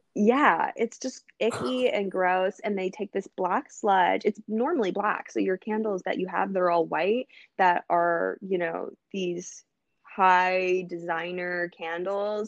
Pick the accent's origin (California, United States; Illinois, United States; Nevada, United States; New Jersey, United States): California, United States; Los Angeles; also born or lived in Dallas, Texas; I was born in Dallas actually, and I moved to Los Angeles when I was young